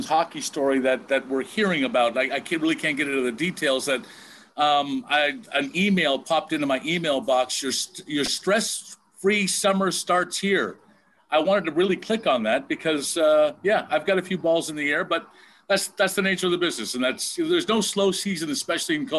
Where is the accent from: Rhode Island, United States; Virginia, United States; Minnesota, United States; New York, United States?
New York, United States; Buffalo; now in Windsor, Canada; seeing my hometown once again on TV from my where I grew up, and seeing, you know, the 190 in the background